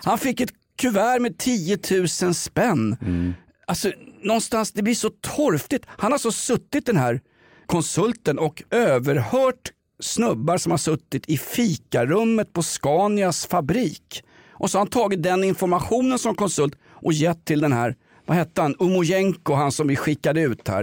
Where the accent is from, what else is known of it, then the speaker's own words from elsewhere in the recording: Stockholm, Stockholm County, Sweden; vi är två stockholmare